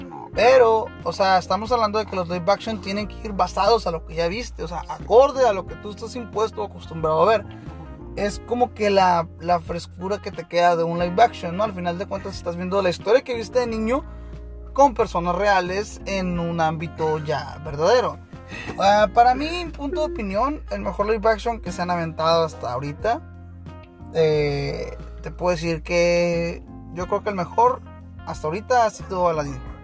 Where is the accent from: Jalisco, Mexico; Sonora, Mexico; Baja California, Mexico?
Baja California, Mexico; Tijuana